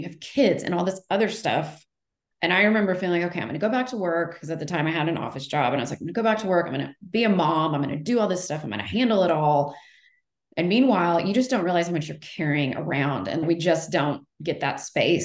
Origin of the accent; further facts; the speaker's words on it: Texas, United States; moved away as an adult; also born or lived in Los Angeles; I'm from Texas originally